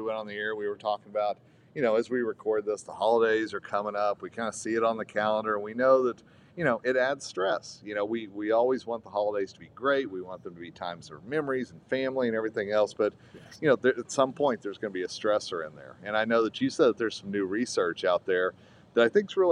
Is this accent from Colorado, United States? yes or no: yes; Colorado, United States; my home state of Colorado